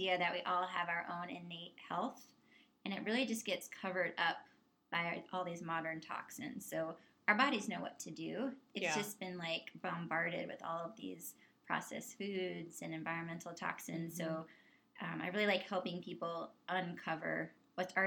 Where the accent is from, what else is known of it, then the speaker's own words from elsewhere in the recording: Houston, Texas, United States; moved away as an adult; now in Colorado, United States; I grew up in Houston in Texas